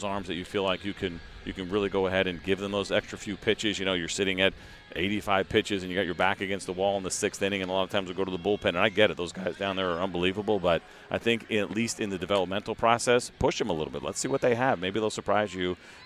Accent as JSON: {"language": "English", "region": "Northeast", "country": "United States", "tie": "born or raised there", "said": "growing up in the Northeast"}